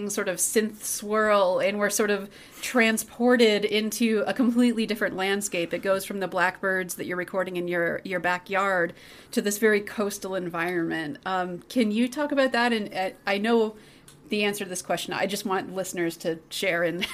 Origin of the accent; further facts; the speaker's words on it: Canada; moved away; Canada, where I'm from